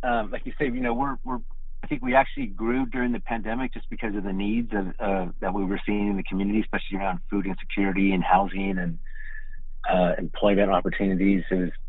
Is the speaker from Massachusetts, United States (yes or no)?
no; Oakland, California, United States; I was born in Oakland, and I think I've been going to A's games since probably about 1970.